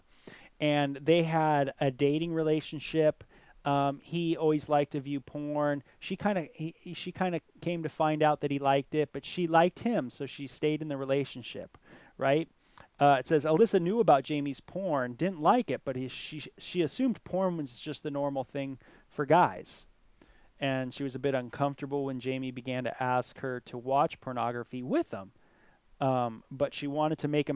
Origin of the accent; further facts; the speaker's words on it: Southern California, United States; growing up in Southern California, hanging out at Venice Beach